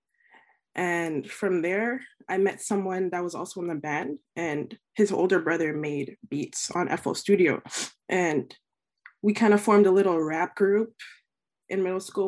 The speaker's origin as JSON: {"language": "English", "town": "Mississauga", "region": "Ontario", "country": "Canada", "tie": "born or raised there", "also_born_or_lived": "Etobicoke", "lives_now": "Toronto, Canada", "said": "I was born and raised in Mississauga, Ontario, actually. Born and raised there."}